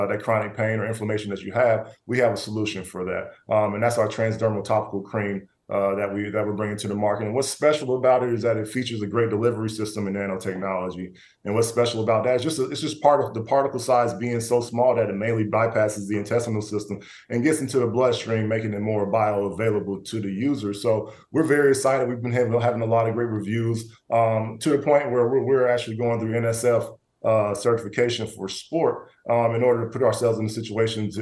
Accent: the Bible Belt, the South, United States; I grew up in the Bible Belt down south

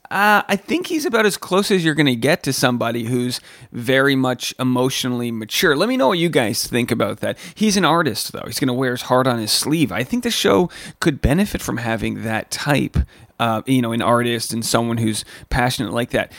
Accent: Newport, Rhode Island, United States; Newport, my hometown

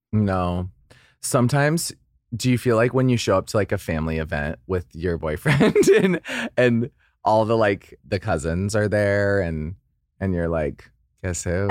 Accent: Idaho, United States; I grew up in Idaho

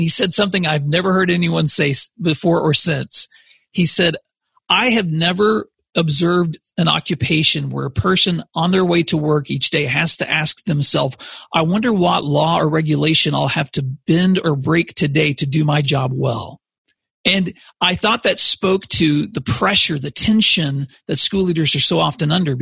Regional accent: Paris, Tennessee, United States; moved away as an adult; also born or lived in Tulsa, Oklahoma; now in Oklahoma, United States; I grew up in West Tennessee. My mom and dad still live there today in a small town called Paris, which is between Memphis and Nashville.

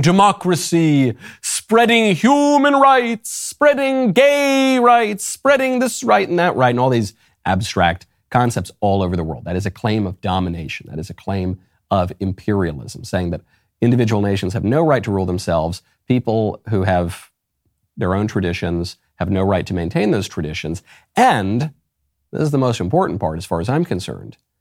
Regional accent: United States; my family is Italian. I love Italy. I'm not gonna put an Italian flag in my handle because I'm an American

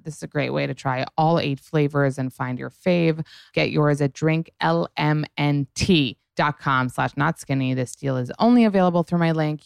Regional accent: New York City, New York, United States; I grew up in New York City

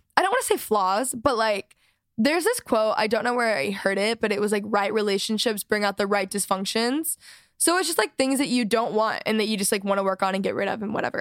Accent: Texas, United States; I'm from Texas

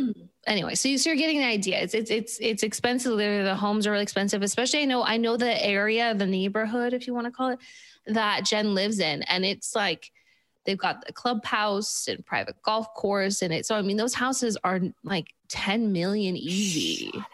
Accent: Park City, Utah, United States; moved away; I'm from Park City

